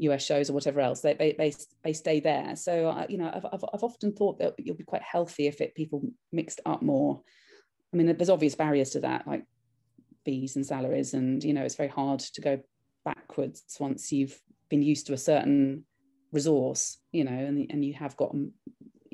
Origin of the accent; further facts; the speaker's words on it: United Kingdom; I'm a British filmmaker